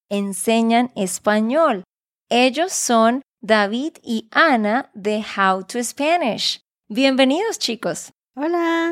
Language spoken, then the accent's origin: Spanish; Santander, Colombia; de Santander, Colombia.